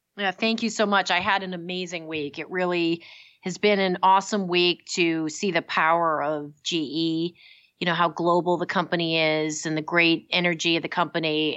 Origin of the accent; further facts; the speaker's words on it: Massachusetts, United States; I grew up in Massachusetts